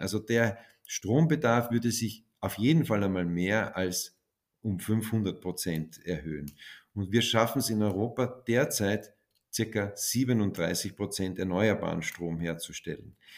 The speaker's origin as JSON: {"language": "German", "country": "Austria", "said": "als Österreicher"}